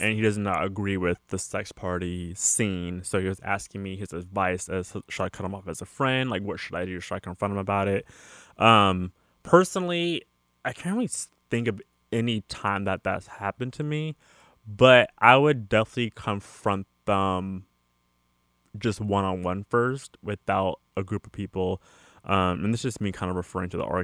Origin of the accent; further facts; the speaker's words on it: California, United States; me being born and raised in California